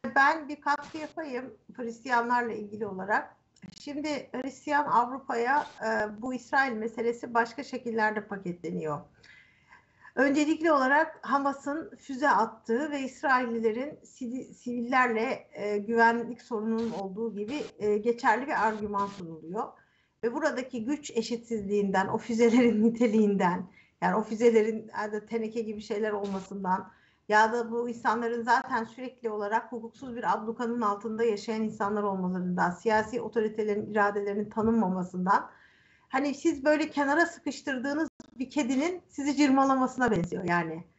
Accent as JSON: {"language": "Turkish", "region": "Istanbul", "country": "Turkey", "tie": "born or raised there", "said": "Aynı sokakta büyümüşüz"}